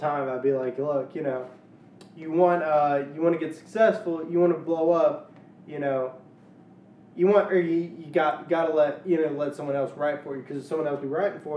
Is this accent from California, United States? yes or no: no; Louisiana, United States; moved away as an adult; also born or lived in Shreveport / Arkansas / Texas; now in Washington, D.C., United States; I grew up in Louisiana, spent 2 years in Arkansas, 3 years in Texas, and now I'm here